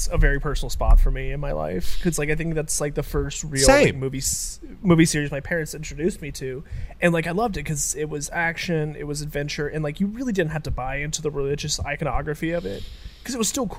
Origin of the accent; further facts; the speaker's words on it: Australia; I'm Australian.